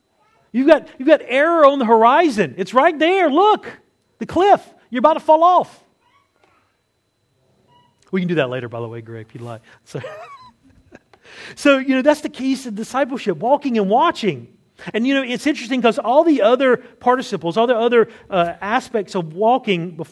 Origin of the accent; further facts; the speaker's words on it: the South, United States; moved away; I grew up in the South